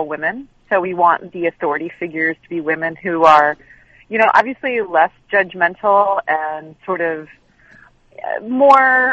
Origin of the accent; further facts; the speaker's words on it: New York City, New York, United States; now in Los Angeles, United States; I'm originally from Brooklyn, and I moved to Los Angeles